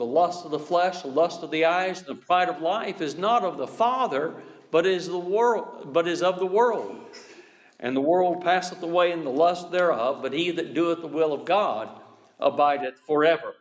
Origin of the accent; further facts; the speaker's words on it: Kansas, United States; I'm from Kansas